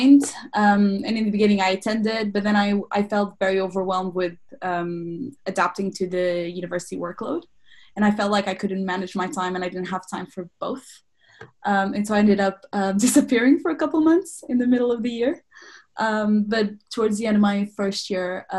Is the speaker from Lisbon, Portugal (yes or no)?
yes; Lisbon, Portugal; moved away as an adult; now in London, United Kingdom; I'm from Lisbon, Portugal